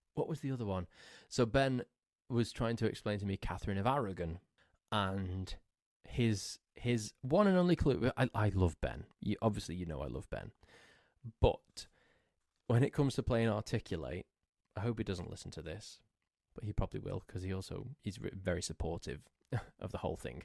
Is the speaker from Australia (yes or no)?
no; England, United Kingdom; I'm English